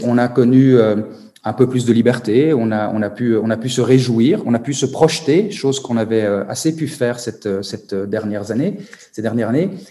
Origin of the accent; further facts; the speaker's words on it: Belgium; chez moi, en Belgique.